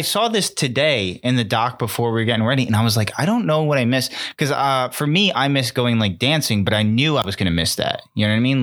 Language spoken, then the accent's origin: English; Connecticut, United States; we're from Connecticut